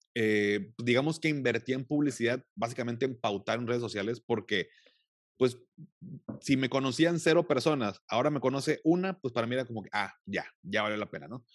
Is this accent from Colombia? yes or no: no; Mexico; en mi país